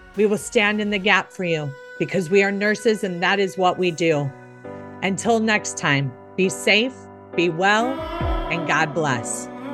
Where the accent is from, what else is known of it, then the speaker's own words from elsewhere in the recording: Chicago, Illinois, United States; I grew up in Chicago